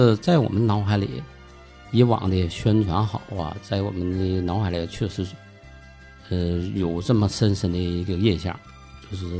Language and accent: Chinese; Shenyang, Liaoning, China; 我记得我们七六年下乡的时候，我是从沈阳来到了现在的潘锦，就是营口的潘锦市，那阵儿叫大洼县青春农场江南大队，从沈阳到潘锦。